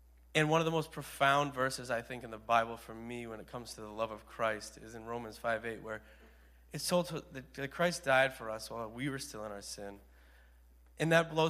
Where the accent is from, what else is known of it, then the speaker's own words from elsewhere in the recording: Hyannis, Massachusetts, United States; I'm from Hyannis